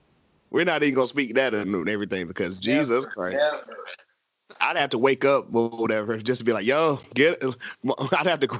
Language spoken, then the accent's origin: English; the South, United States; we were raised in the South.